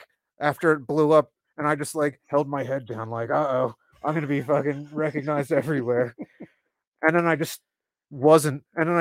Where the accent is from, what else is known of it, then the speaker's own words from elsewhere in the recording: Cherry Hill, New Jersey, United States; I grew up in Cherry Hill